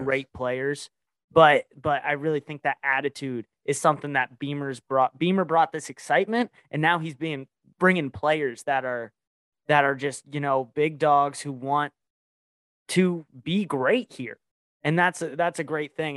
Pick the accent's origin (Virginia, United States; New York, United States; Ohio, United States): Virginia, United States; I'm from Virginia